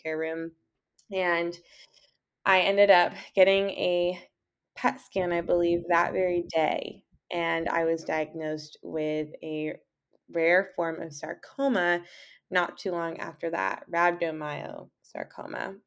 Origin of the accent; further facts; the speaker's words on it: Southern California, United States; I'm from Southern California, and I am a writer